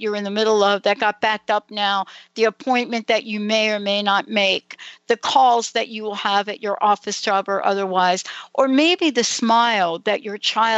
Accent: East Coast, United States; I grew up on the East Coast

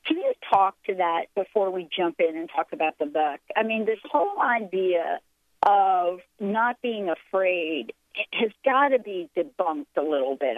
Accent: New York, United States; I'm a girl from New York

